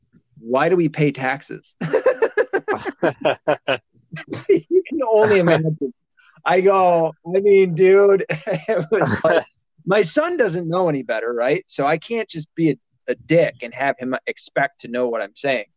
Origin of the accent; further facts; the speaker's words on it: Michigan, United States; also born or lived in the South (US); I was born in the South, raised, lived the majority of my life in Michigan.